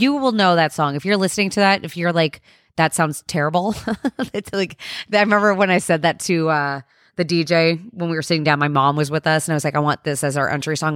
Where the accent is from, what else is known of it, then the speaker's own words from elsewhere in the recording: New Jersey, United States; We're from New Jersey